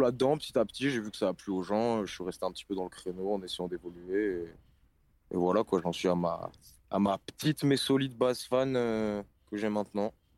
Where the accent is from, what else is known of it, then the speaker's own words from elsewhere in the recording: Lille, Hauts-de-France, France; 24 ans, rappeur indépendant, Lille, depuis que je suis petit